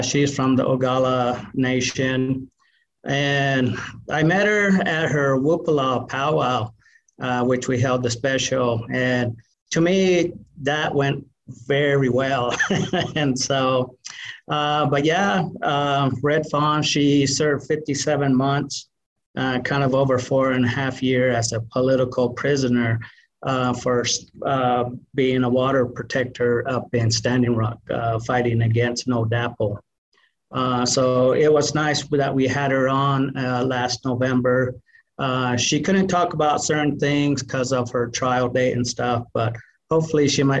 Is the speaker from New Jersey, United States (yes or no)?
no; New Mexico, United States; also born or lived in Arizona; I'm from the Tewa side. Half of me is Tewa and the other half is Dene. So from New Mexico and Arizona.